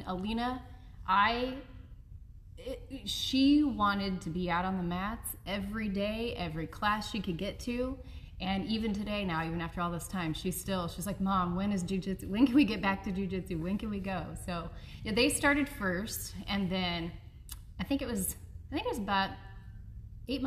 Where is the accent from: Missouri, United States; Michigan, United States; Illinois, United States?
Missouri, United States; Marshfield; So I am from southern Missouri. My hometown is Marshfield, which is down by Springfield, Missouri.